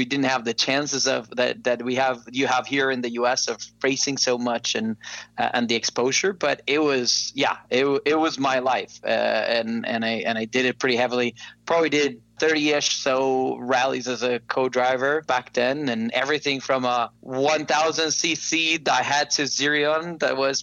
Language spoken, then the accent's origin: English; Costa Rica; moved away as an adult; now in United States; I am not originally from the U.S. I'm from Costa Rica. And so back home in Costa Rica, I had a cousin